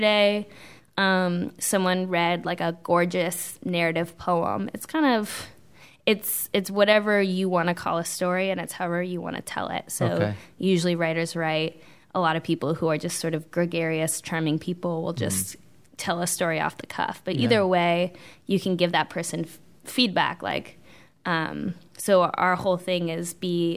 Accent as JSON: {"language": "English", "area": "Bay Area", "region": "California", "country": "United States", "tie": "born or raised there", "moved": "as an adult", "lives_now": "Charlotte, United States", "said": "I'm from California, grew up in the Bay Area, which is very, very liberal"}